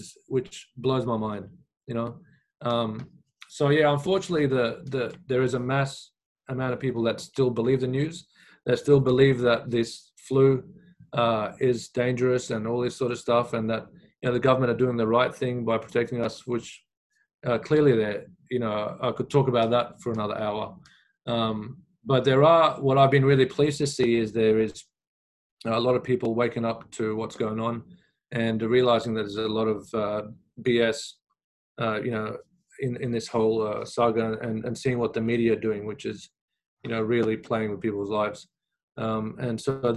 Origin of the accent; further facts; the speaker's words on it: Australia; also born or lived in Iraq; even as kids growing up in Australia, we'd watch the news.